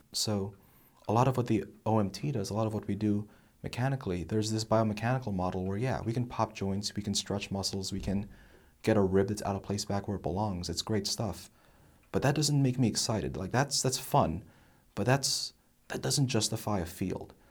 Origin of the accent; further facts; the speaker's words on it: New Jersey, United States; now in Texas, United States; I'm from New Jersey